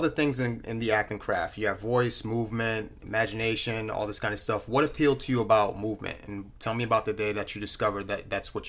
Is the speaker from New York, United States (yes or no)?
no; Bridgeport, Connecticut, United States; Bridgeport, BPT.